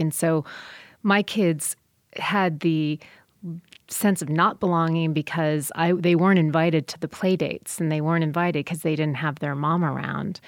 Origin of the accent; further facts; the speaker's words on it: South Bend, Indiana, United States; I grew up in South Bend, Indiana, so watching football since before I could talk